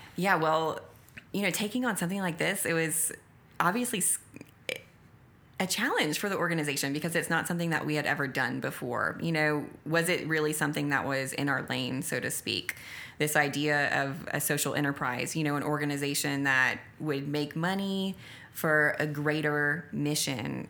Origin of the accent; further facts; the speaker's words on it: Acadiana, Louisiana, United States; The people are my brothers and sisters from my hometown that I love so dearly